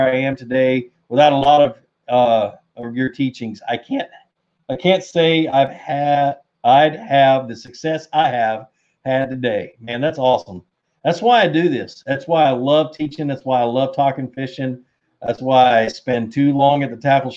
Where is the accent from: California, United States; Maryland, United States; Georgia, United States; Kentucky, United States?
Georgia, United States; Covington; I grew up in Covington, Georgia